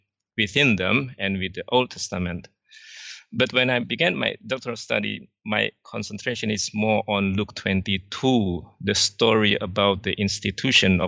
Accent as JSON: {"language": "English", "country": "Indonesia", "also_born_or_lived": "Singapore", "said": "I'm from Indonesia. I now live in Jakarta"}